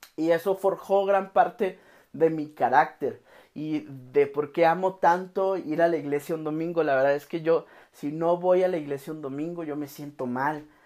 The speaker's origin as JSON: {"language": "Spanish", "region": "Oaxaca", "country": "Mexico", "tie": "born or raised there", "moved": "yes", "lives_now": "Guadalajara, Mexico", "said": "Yo crecí en la ciudad de Oaxaca. Yo soy de Oaxaca, vivo aquí en Guadalajara."}